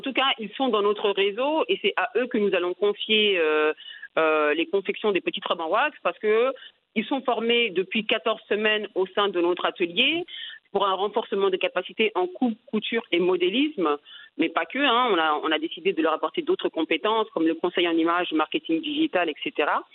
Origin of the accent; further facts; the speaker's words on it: France; moved away as an adult; now in Senegal; je suis née et j'ai grandi en France. Euh, je suis originaire de la Côte d'Ivoire